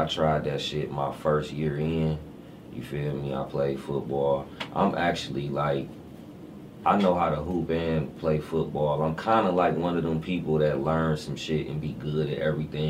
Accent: Detroit, Michigan, United States; I'm from East Warren. I grew up on Buckingham and Waveney. That's them the side streets, residential streets that I physically lived on. But you know what I'm saying? My turf is on the Warren.

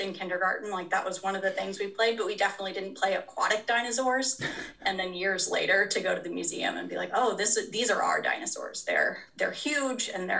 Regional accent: Wichita, Kansas, United States; now in Eastern Washington, United States; I grew up in Wichita, Kansas

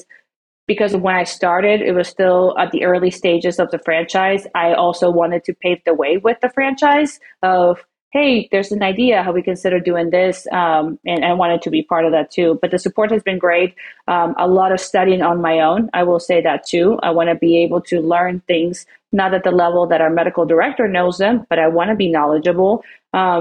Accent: Peru; also born or lived in Oklahoma City, United States; now in Flower Mound, United States; we come from Peru. We're from South America.

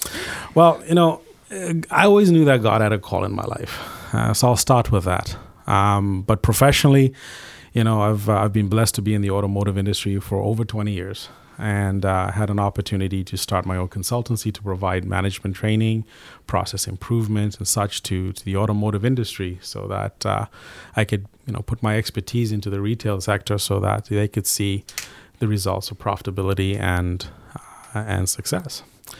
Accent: Zimbabwe; I grew up in Southern Africa in a small country called Zimbabwe.

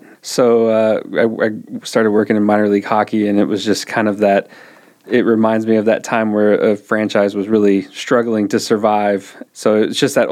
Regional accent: Brownfield, Texas, United States; I grew up out in West Texas. Okay. My parents have a farm just south of Brownfield

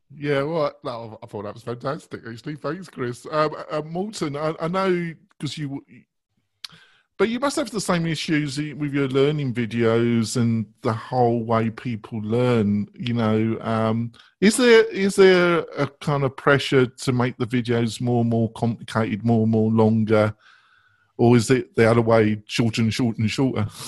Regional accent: England, United Kingdom; I am English

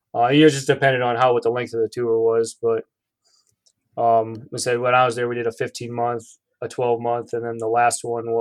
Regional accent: Illinois, United States; moved away as an adult; growing up in Illinois

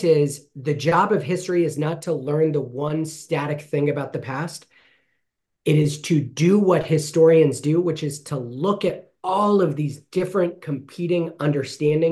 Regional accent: Fresno, California, United States; I grew up here in Fresno, loved Fresno, started Heaton Elementary

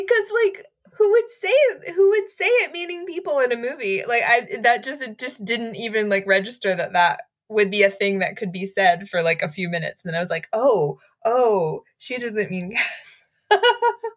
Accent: Greenville, South Carolina, United States; Greenville, South Carolina

